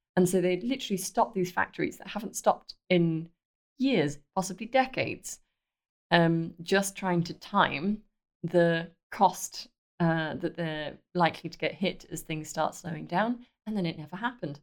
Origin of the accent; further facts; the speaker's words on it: United Kingdom; accent: British; moved away as an adult; now in Belgium; from the accent, I'm British